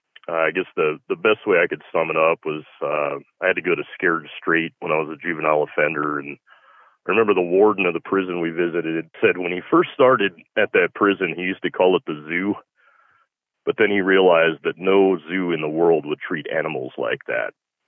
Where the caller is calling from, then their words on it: Colorado, United States; I'm calling from Colorado.